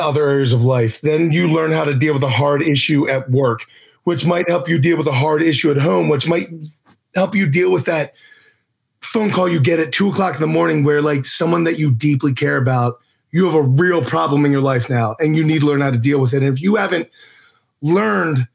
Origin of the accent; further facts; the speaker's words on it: Maryland, United States; we're both from Maryland.